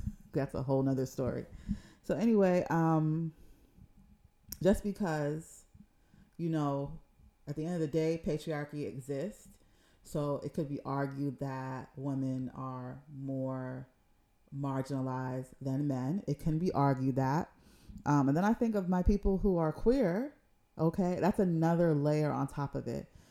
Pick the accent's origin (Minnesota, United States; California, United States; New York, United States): New York, United States; New York City; moved away; growing up in Jamaica, Queens